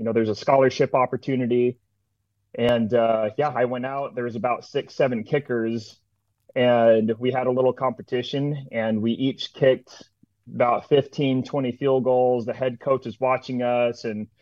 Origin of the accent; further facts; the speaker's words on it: Mesa, Arizona, United States; moved away as an adult; also born or lived in Florida; I was born and raised in here in Mesa, Arizona